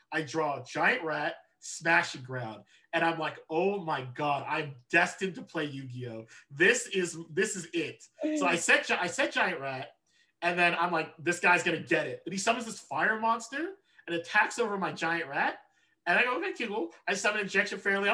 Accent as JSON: {"language": "English", "region": "Southern California", "country": "United States", "tie": "born or raised there", "said": "I was born and raised in SoCal"}